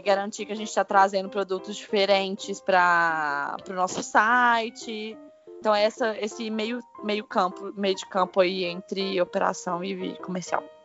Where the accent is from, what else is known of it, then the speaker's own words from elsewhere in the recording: Brazil; moved away; eu sou brasileira